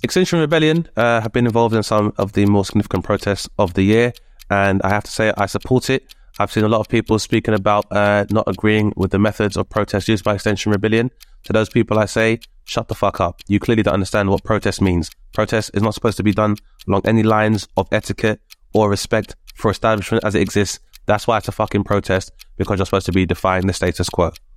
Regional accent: United Kingdom; a, uh, child of immigrants, so the first generation immigrant within the U K

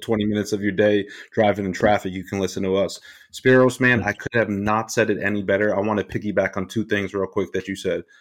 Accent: Rockland County, New York, United States; born and raised in Rockland County, New York

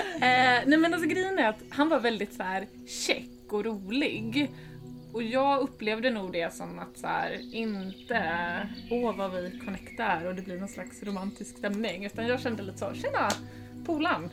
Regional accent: Småland, Sweden; moved away as an adult; now in Stockholm, Sweden; jag är uppvuxen i Småland eh, och sen har jag bott i Stockholm sedan 2007

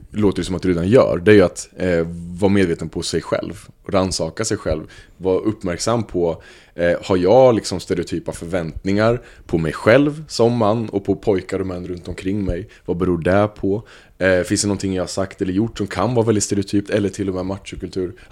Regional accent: Östergötland, Sweden; accent: half Östgöta; får man deala med min halv östgötska

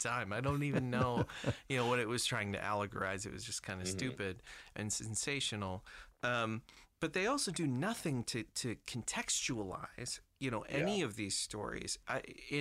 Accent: United Kingdom; I'm British

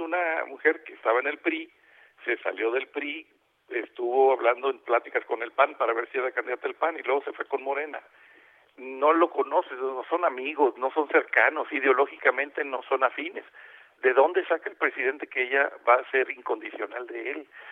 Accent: Monterrey, Nuevo León, Mexico; also born or lived in Mexico City; Yo ya estoy viviendo en Monterrey y voto voto acá en, mi tierra

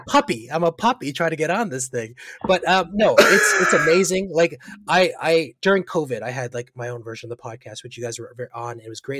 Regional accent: Markham, Ontario, Canada; now in Ajax, Canada; I grew up in Markham

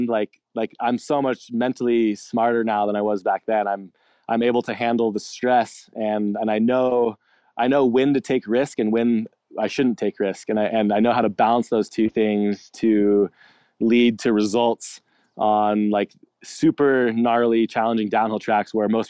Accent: Alpine Meadows, California, United States; Grew up in Alpine Meadows, California, kind of right on the side of the mountain.

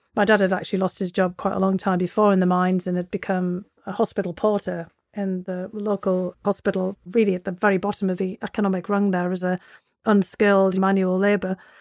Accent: Bishop Auckland, North East England, United Kingdom; moved away as an adult; also born or lived in Russia; now in United States; my hometown of Bishop Auckland

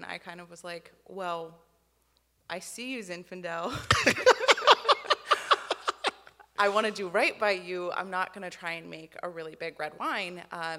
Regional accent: Seattle, Washington, United States; I grew up in Seattle, Washington.

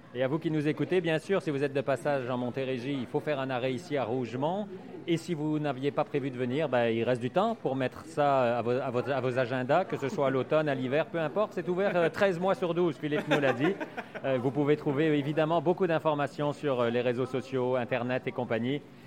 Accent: Belgium; also born or lived in Quebec; now in Canada; je suis né en Belgique

